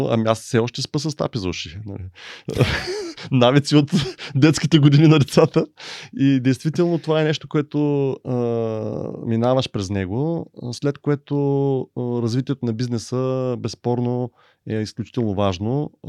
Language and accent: Bulgarian; Bulgaria; И, и тук е въпросът какво ние мечтаем като българи.